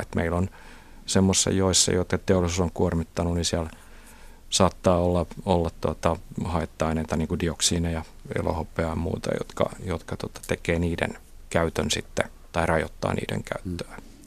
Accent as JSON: {"language": "Finnish", "town": "Kotka", "region": "Kymenlaakso", "country": "Finland", "tie": "born or raised there", "said": "mä oon Kotkasta kotosi, jossa Kymijoen varrella"}